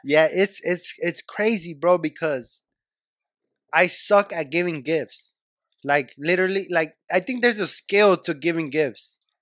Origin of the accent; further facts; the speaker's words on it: Bellflower, California, United States; I was born in Bellflower